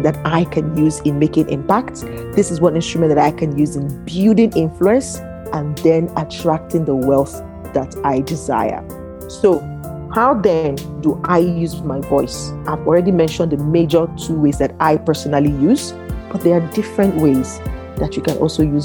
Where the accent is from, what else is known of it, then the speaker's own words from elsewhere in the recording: Niger Delta, Nigeria; I'm from the Niger Delta